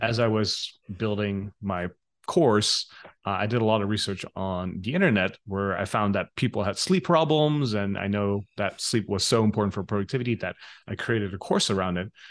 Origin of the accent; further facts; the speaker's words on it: Netherlands; moved away as an adult; also born or lived in Los Angeles, United States / Bangkok, Thailand; I grew up in the Netherlands